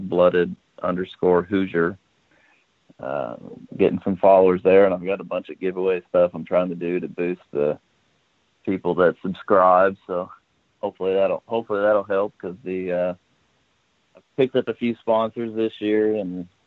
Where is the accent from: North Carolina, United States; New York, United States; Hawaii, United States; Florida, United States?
Florida, United States; West Palm Beach; now in Huntingburg, United States; Originally from South Florida, around West Palm Beach. So I grew up on Okeechobee, fishing for big fat fish